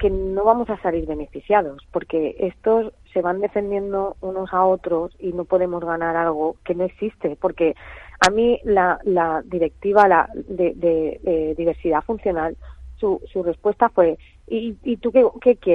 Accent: Valencia, Valencian Community, Spain; No, no, somos de Valencia, Valencia.

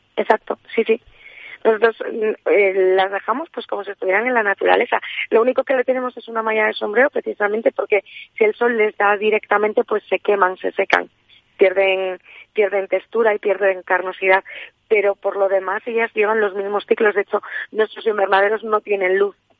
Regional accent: Sierra de la Culebra, Castile and León, Spain; yo nací en la Sierra de la Culebra

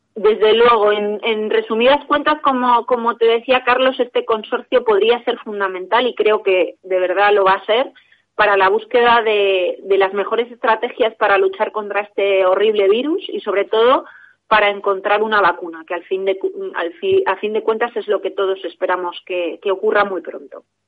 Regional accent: Spain; como españoles

